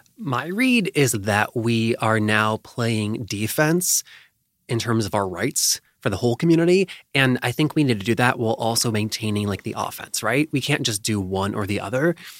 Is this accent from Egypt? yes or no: no; North Carolina, United States; moved away; my home state of North Carolina